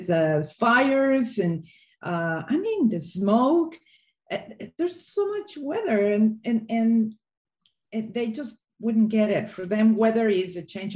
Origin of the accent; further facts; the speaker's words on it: Mexico City, Mexico; also born or lived in Hidalgo; I grew up in Mexico City